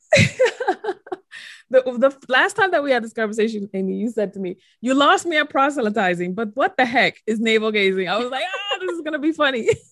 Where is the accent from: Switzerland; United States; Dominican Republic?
Dominican Republic; accent: Dominican; my little Dominican accent came out.